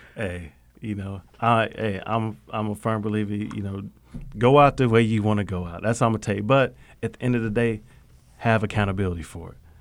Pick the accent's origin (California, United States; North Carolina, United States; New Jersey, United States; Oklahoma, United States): Oklahoma, United States; Okmulgee; I'm born and raised in Muskogee Creek, uh, Nation, that's where I'm from